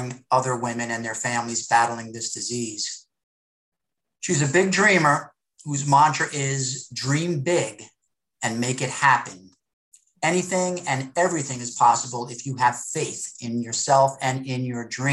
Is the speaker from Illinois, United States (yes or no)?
no; Jersey Shore, New Jersey, United States; I was raised on the Jersey Shore